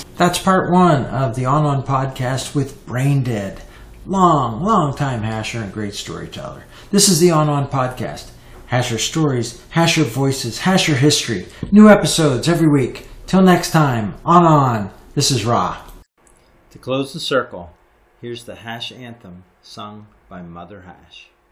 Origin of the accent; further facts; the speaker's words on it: United States; also born or lived in Canada; I am American and Canadian